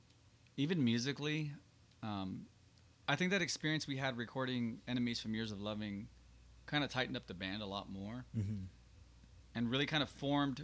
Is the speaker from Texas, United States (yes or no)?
yes; San Antonio, Texas, United States; born or raised there